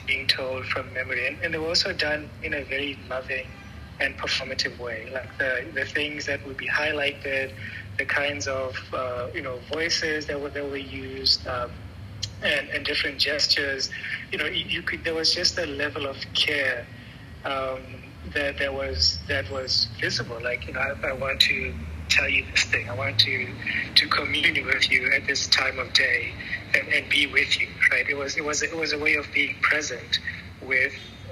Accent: Francistown, North-East District, Botswana; moved away; also born or lived in Maun, Botswana / Gaborone, Botswana; I grew up in Francistown in Maun, and Francistown, as many people know, is close to the Zimbabwe border

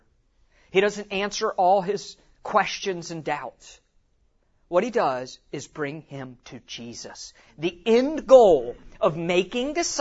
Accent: West Virginia, United States; moved away; I'm from West Virginia originally

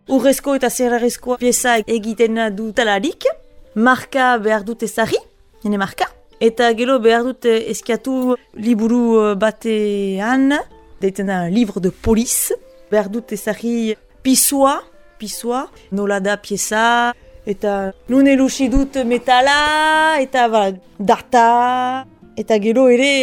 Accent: Bunus, Nouvelle-Aquitaine, France; moved away; also born or lived in Paris; sortzez bunuztara

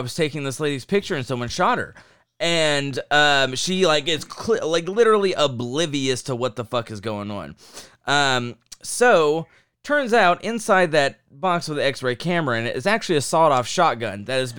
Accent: Midwest, United States; Yeah, we're from the Midwest

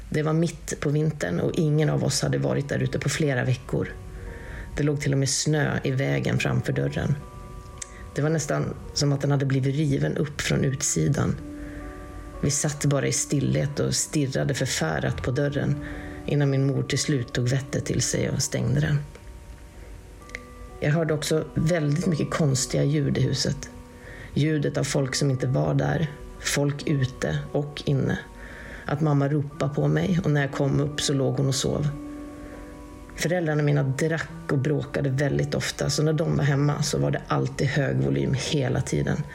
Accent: Western Norway, Norway; Först kan jag väl kanske säga det att jag kommer från Västlandet här i Norge och jag kommer från en ganska övertroende släkt.

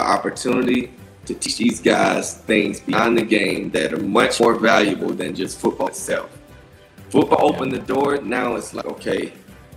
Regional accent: Folkston, Georgia, United States; moved away; I grew up in Folkston

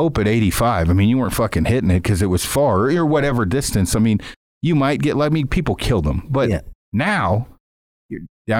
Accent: Alberta, Canada; I'm from Mule Deer in Alberta.

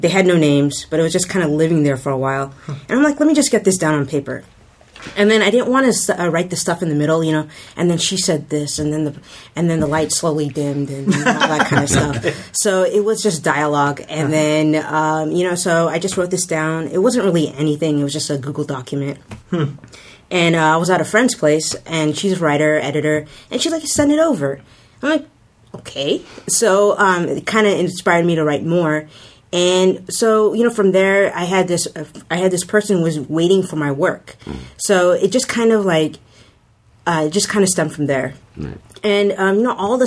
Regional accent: Fremont, California, United States; we've always been here in the Bay Area. So I kind of grew up here. We went to high school here in Fremont.

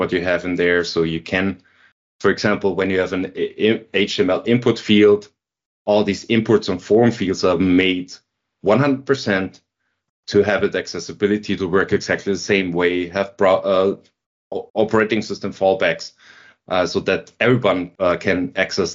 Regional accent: Linz, Upper Austria, Austria; now in Vienna, Austria; I was working in Linz, in my hometown, for a government company

